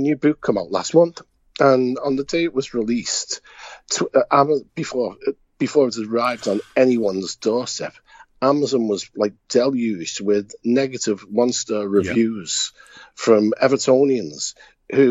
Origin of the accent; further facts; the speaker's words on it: Liverpool, North West England, United Kingdom; accent: Scouse; I was born in 92A Burlington Street." I said, "Liverpool 3.